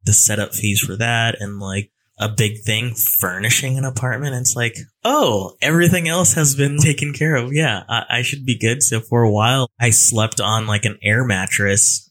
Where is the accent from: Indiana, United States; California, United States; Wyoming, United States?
California, United States; moved away as an adult; now in Raleigh, United States; a Cali boy coming over to Raleigh, North Carolina, where I know absolutely no one